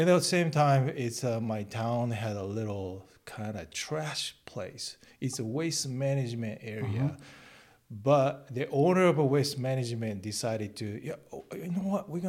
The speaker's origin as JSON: {"language": "English", "region": "Shikoku", "country": "Japan", "also_born_or_lived": "San Diego, California", "second_language": "English", "moved": "as an adult", "lives_now": "California, United States", "said": "Well, I'm from a countryside. Little islands called Shikoku. It's in front of the Hiroshima. So it's a lot more south side."}